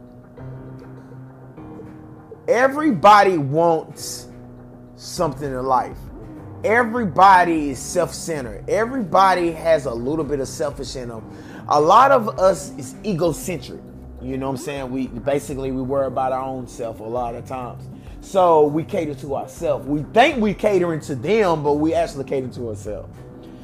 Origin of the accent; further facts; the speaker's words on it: the South, United States; I'm from the South. I'm a South baby.